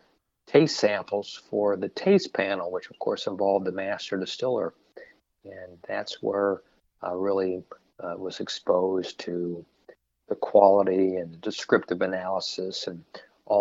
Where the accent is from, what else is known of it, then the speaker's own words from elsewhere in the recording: Kentucky, United States; I grew up right here in Kentucky and had a wonderful childhood